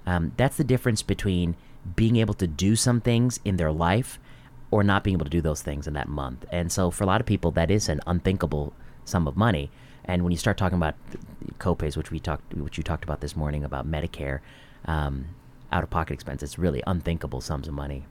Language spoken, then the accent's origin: English; Northwest Indiana, United States; I grew up in Northwest Indiana